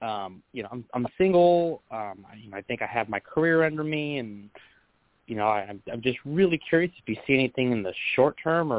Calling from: California, United States; I'm calling from California.

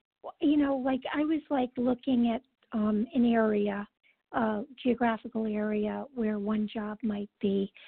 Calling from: California, United States; from California.

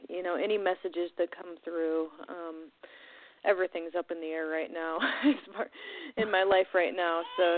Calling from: Oregon, United States

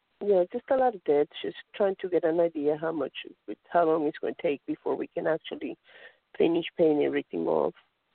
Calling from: North Carolina, United States; I'm calling from North Carolina.

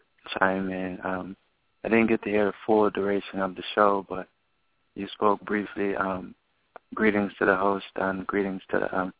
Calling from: Pasadena, California, United States; we're calling from Pasadena, California.

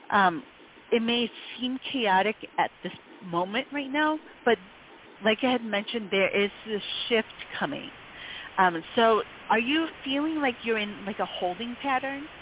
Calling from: Michigan, United States; Hi, and I'm calling from Michigan.

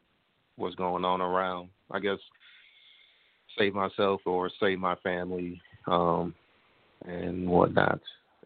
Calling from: Kansas City, United States; Kansas City.

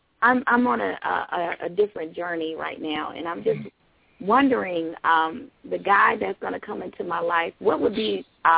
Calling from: Atlanta, Georgia, United States; I'm calling from Atlanta, Georgia.

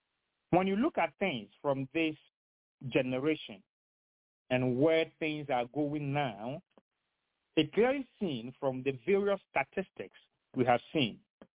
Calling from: Henderson, North Carolina, United States; I am speaking from Henderson in Vance County, North Carolina.

